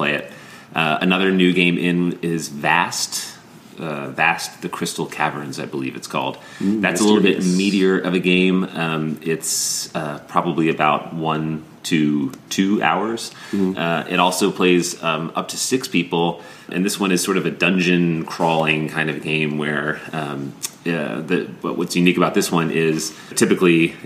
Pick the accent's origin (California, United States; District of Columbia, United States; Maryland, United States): Maryland, United States; Growing up in Maryland